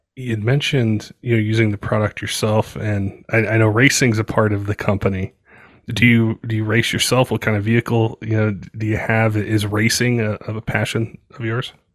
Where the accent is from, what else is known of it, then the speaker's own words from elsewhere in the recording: Colorado, United States; also born or lived in West Coast; I grew up in Colorado. um, and then lived on the West Coast for a little bit.